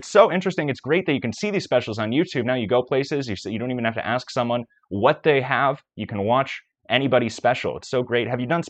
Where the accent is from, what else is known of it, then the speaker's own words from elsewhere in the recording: Manhattan, Kansas, United States; moved away; I had spent the weekend back in my hometown, Manhattan, Kansas